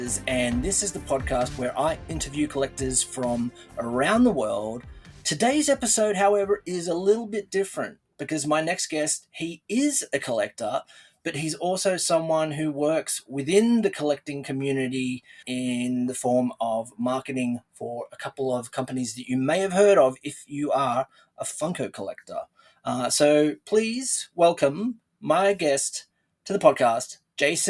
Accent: Australia; accent: Australian; as most people would know and probably tell from the accent, I'm from Australia

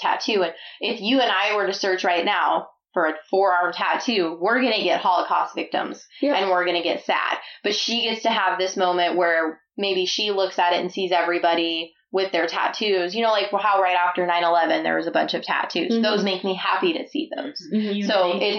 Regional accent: Illinois, United States; moved away; I grew up in Illinois

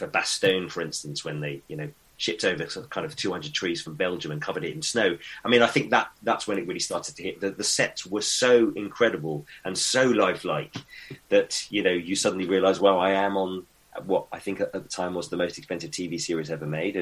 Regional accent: United Kingdom; as a British actor

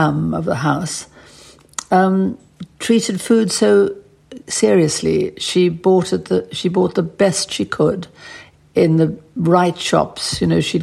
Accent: Johannesburg, Gauteng, South Africa; moved away as an adult; also born or lived in Paris; I'd been brought up in apartheid South Africa

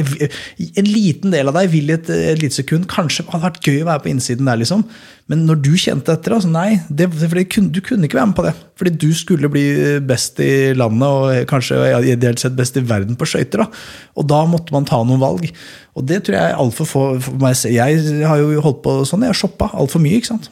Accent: Skedsmokorset, Akershus, Norway; der jeg kommer fra, da, på Skedsmokorset

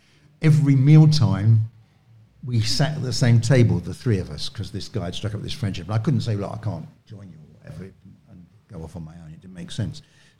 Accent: London, United Kingdom; I said, you know, I'm come from London, you're in London.

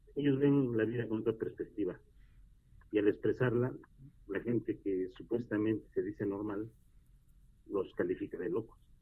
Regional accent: Orizaba, Veracruz, Mexico; soy oriundo de Orizaba, Veracruz

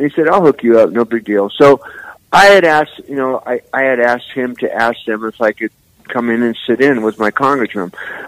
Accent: San Francisco, California, United States; Who I grew up with in the Mission District.

